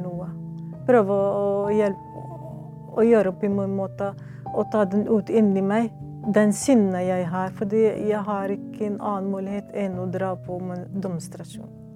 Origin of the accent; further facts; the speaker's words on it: Lebanon; Norwegian is a second language; now in Norway; Jeg er palestiner, men født og vokst opp som flyktninger i Libanon.